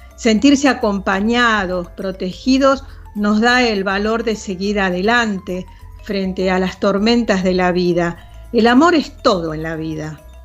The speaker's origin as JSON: {"language": "Spanish", "region": "Buenos Aires", "country": "Argentina", "tie": "born or raised there", "said": "Yo nací en Chacarita y ahora vivo en Villa Urtúzar siempre vivía unas 10 o 15 cuadras alrededor del lugar donde nací"}